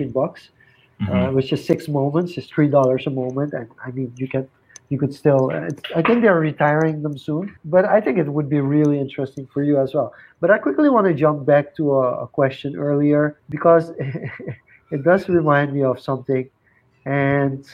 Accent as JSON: {"language": "English", "country": "Suriname", "said": "we're from Suriname."}